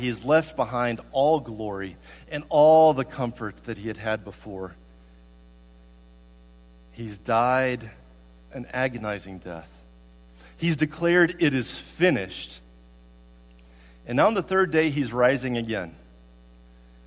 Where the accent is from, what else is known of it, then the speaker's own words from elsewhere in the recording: Tuscaloosa, Alabama, United States; also born or lived in Guadalajara, Mexico; now in Columbia, United States; When I was growing up in Tuscaloosa, Alabama